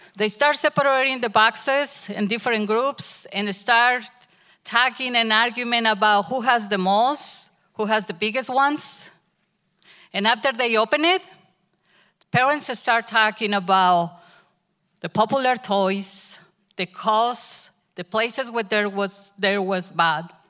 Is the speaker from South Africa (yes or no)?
no; Mexico; English is a second language; moved away as an adult; My husband and I had the opportunity to go back to Mexico with my family and spend Christmas there